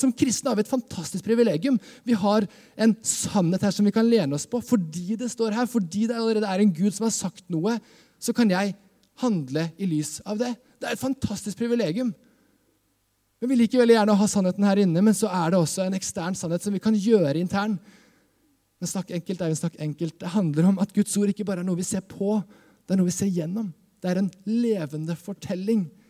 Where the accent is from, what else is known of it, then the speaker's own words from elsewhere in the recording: Skien, Vestfold og Telemark, Norway; jeg kommer fra Skien. Eh, Skien misjonskirke også er liksom kirka jeg vokste opp